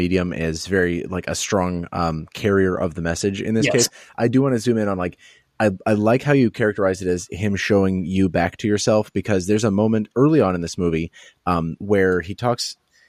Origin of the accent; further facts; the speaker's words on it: Midwest, United States; also born or lived in Southern United States; growing up in the Midwest and, you know, bits of the South